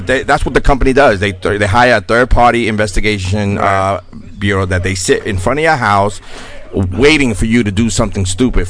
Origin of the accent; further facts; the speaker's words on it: New York City, New York, United States; I'm from the Bronx.